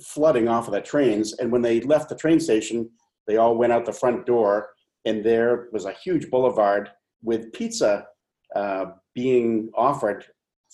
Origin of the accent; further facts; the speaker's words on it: Nantucket, Massachusetts, United States; now in Portland, United States; I grew up on Nantucket Island and worked at a bike shop through high school.